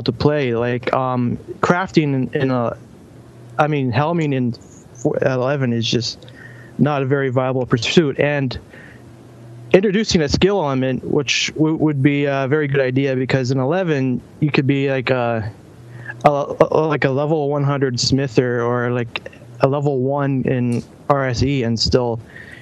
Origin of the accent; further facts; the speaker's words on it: Canada; I'm from Canada